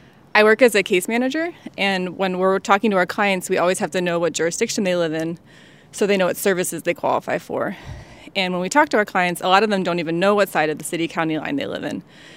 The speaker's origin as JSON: {"language": "English", "town": "Towson", "region": "Maryland", "country": "United States", "tie": "born or raised there", "lives_now": "Baltimore, United States", "said": "I've lived in the Baltimore area my whole life. I live in the city now, but I grew up in Towson."}